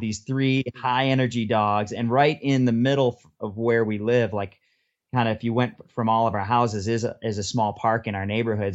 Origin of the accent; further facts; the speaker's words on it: Detroit, Michigan, United States; moved away as an adult; also born or lived in Austin, Texas; I'm from Detroit area. I went to University of Michigan and I moved down to Austin, Texas for my first job